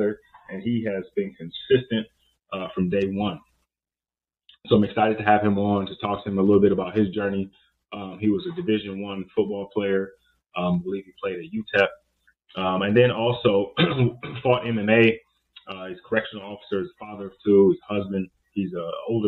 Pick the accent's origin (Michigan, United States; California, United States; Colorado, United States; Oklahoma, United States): California, United States; Oakland, Richmond, San Francisco Bay Area; I'm from the Oakland, Richmond, San Francisco Bay area